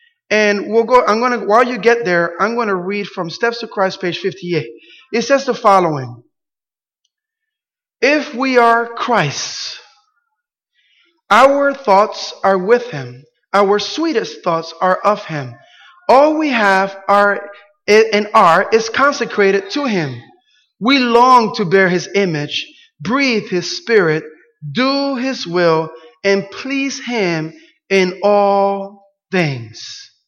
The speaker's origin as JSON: {"language": "English", "town": "Camden", "region": "New Jersey", "country": "United States", "tie": "born or raised there", "said": "I had a church where I grew up in Camden, New Jersey."}